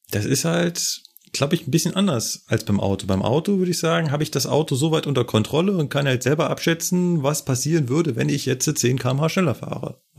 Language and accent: German; North Rhine-Westphalia, Germany; Guck bei uns in NRW